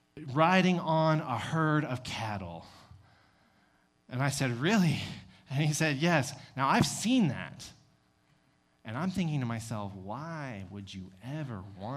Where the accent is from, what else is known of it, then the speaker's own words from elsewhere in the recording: Texas, United States; I told him that I was from Texas. At that time, I had a little bit of a thicker accent.